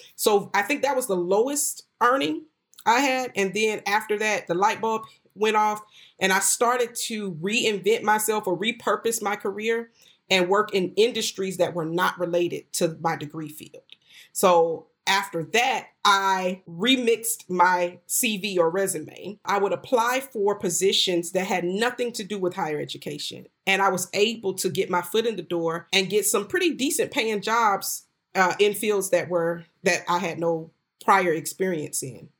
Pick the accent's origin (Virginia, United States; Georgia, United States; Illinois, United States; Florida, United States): Florida, United States; North; moved away as an adult; also born or lived in New York City; I went back to Florida, which is where I was raised in North Florida